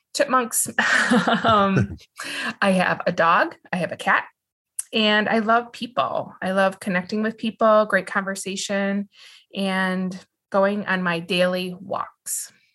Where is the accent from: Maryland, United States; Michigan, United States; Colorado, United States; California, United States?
Michigan, United States; West; I was born and raised and live in West Michigan